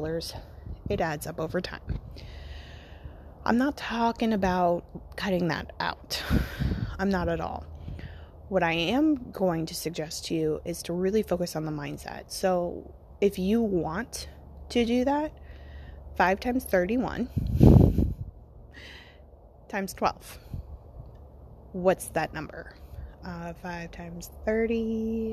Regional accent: United States; I'm American

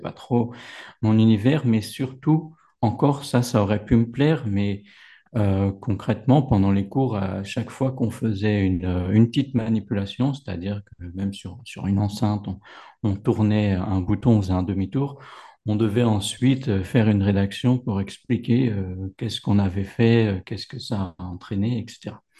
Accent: Paris region, Val-d'Oise, Île-de-France, France; moved away as an adult; now in Morocco; J'ai grandi euh, dans la région parisienne, dans le 95, à la frontière de, de l'Oise

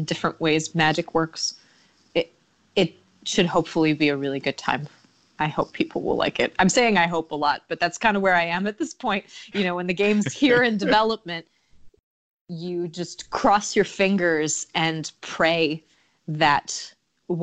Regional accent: United States; now in Spain; I'm American

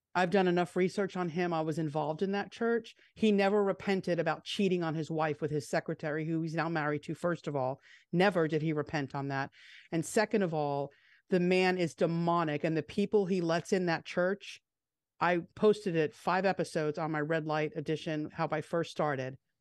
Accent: Long Island, New York, United States; the church that I grew up in on Long Island

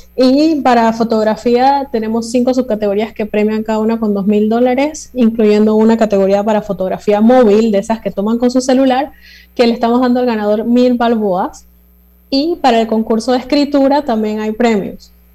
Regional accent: Panama; nuestra identidad como panameños en estos 200 años, las cosas que nos hacen ser panameños

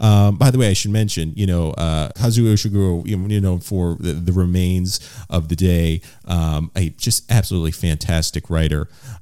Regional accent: Miami, Florida, United States; my hometown of Miami, Florida.

